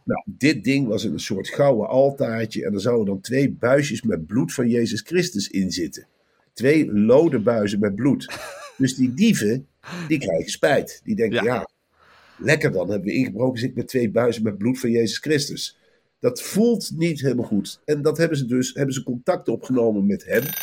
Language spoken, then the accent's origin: Dutch; Velp, Gelderland, Netherlands; Bij ons in Velp